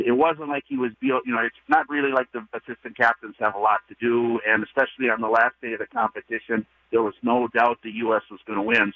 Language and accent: English; California, United States; I grew up in California